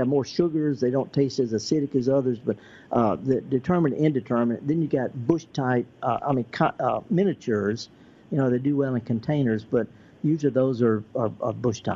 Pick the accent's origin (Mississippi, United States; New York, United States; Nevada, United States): Mississippi, United States; Indianola; I'm from Indianola